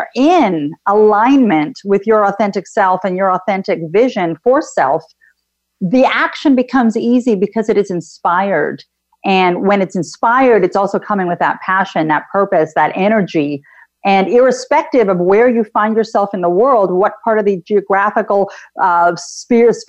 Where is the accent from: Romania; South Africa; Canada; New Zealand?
Canada; I'm actually Canadian, and I too have traveled outside of Canada to many places. My family is originally Greek